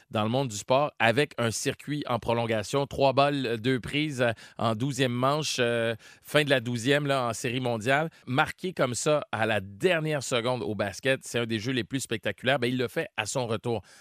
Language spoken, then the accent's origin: French; Chicoutimi, Quebec, Canada; je viens de Chicoutimi, justement. Je suis tellement loin d'être né dans le ghetto.